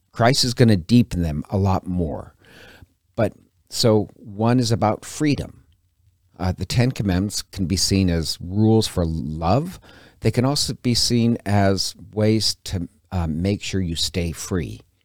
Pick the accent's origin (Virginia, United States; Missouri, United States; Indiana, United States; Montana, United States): Montana, United States; now in Coeur d'Alene, United States; I'm from Montana originally.